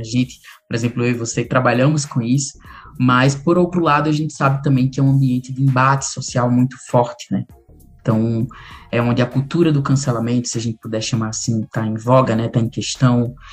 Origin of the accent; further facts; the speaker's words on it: Macau, Rio Grande do Norte, Brazil; also born or lived in Guamaré, Rio Grande do Norte; eu sou do interior do Rio Grande do Norte, de Macau, né, nasci lá, depois fui morar em Guamaré